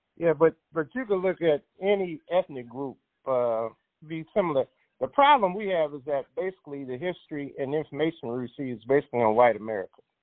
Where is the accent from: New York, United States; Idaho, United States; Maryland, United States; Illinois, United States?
Illinois, United States; Chicago; I grew up in Chicago primarily